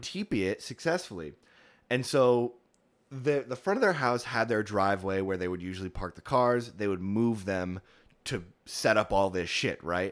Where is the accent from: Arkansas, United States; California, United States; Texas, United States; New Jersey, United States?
New Jersey, United States; West Milford; moved away; my hometown of West Milford, New Jersey